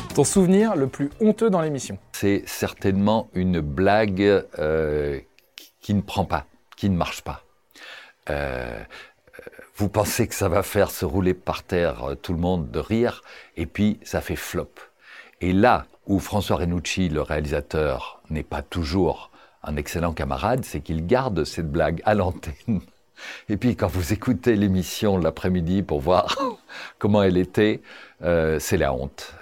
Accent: Brussels, Brussels-Capital Region, Belgium; Je suis né à Bruxelles, j'y vis, j'y travaille.

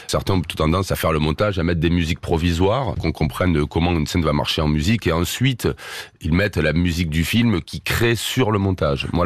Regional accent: Marseille, Provence-Alpes-Côte d'Azur, France; Bon, moi, je suis marseillais, donc forcément, ah t'entends pas.

